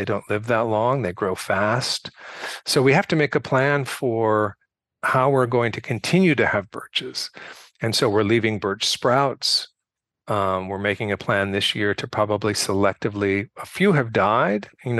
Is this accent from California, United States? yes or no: yes; California, United States; so I'm from California.